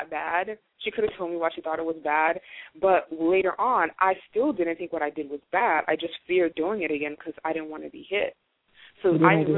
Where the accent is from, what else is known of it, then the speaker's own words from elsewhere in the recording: South Florida, United States; I grew up in South Florida, which is like a cultural melting pot.